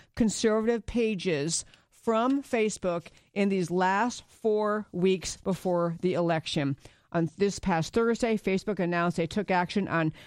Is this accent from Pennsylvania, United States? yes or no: no; New York, United States; I grew up in New York